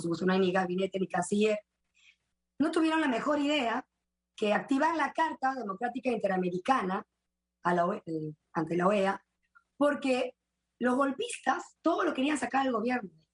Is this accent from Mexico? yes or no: no; Peru; en el Perú todos salimos de Inca y de Mandinga